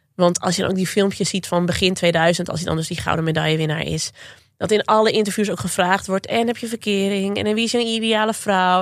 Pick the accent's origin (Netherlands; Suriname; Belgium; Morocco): Netherlands; Zwolle, Overijssel; Ik kom uit Zwolle